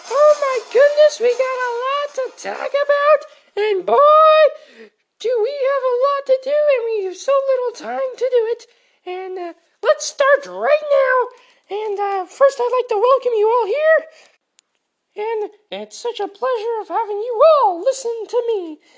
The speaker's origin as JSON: {"language": "English", "town": "Taunton", "region": "South West England", "country": "United Kingdom", "tie": "born or raised there", "said": "And then I, then the rest of my life, I grew up in Taunton."}